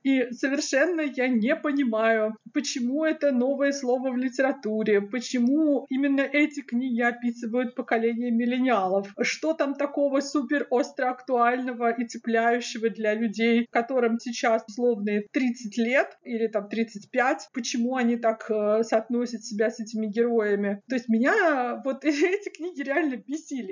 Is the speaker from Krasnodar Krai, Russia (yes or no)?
yes; Krasnodar Krai, Russia; я сама из Краснодарского края